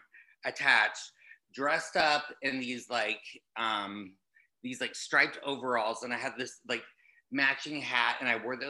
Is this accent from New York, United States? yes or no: no; Tulsa, Oklahoma, United States; moved away; I am from Tulsa, Oklahoma, and I was this little gay boy raised by my mom and my aunt.